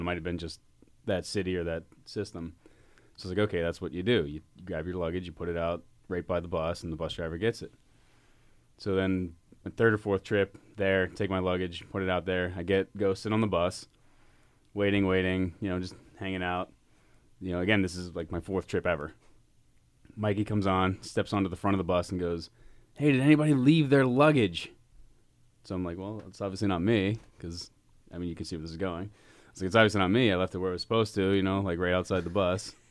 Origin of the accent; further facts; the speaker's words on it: Pittsburgh, Pennsylvania, United States; growing up in Pittsburgh and being from this area